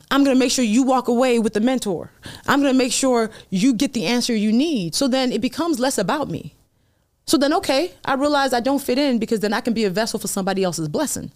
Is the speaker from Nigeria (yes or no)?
yes; Nigeria; I'm Nigerian